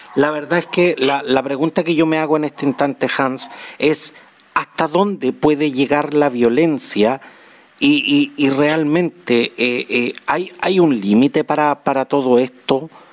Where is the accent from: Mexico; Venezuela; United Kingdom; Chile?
Chile; Somos los chilenos